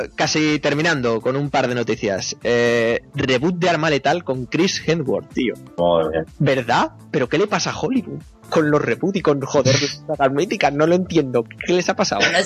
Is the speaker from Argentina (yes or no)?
no; Zaragoza, Aragon, Spain; los que somos de Zaragoza